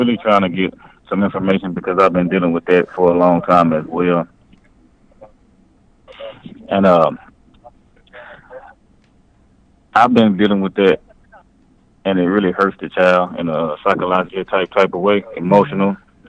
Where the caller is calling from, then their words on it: Dallas, Texas, United States; I'm calling from Dallas, Texas.